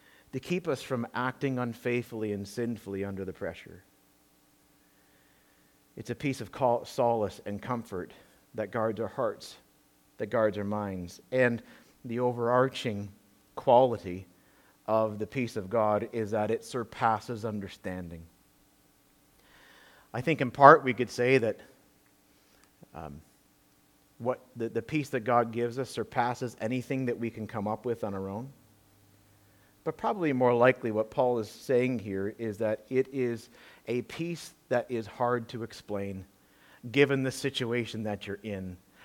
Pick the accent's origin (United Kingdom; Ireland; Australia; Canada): Canada; Peterborough, Ontario; my hometown in Peterborough, Ontario